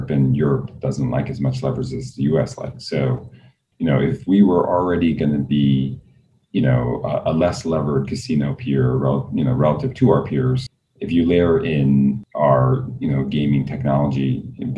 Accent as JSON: {"language": "English", "town": "New York City", "region": "New York", "country": "United States", "tie": "born or raised there", "said": "I grew up in Queens"}